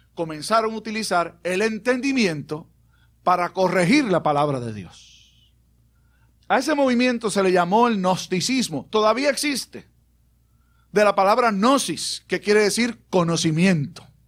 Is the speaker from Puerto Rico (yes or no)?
yes; Puerto Rico; also born or lived in Aguadilla / Bayamón; el jíbaro nuestro